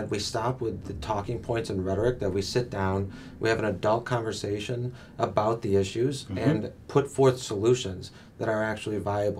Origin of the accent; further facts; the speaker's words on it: Southgate, Michigan, United States; I grew up down in Southgate, Michigan.